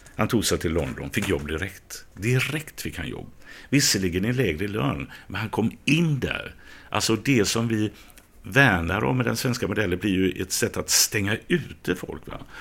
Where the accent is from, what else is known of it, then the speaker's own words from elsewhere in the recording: Gothenburg, Västra Götaland, Sweden; jag är uppvuxen i Biskopsgården